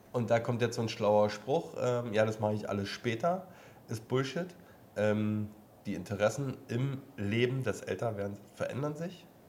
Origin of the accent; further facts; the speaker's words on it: East Germany, Germany; bin ja mal geboren im Osten. Ehemals. Ossi quasi